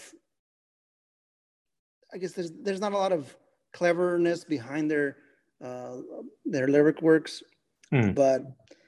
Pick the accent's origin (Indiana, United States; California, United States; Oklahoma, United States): California, United States; moved away; we grew up in California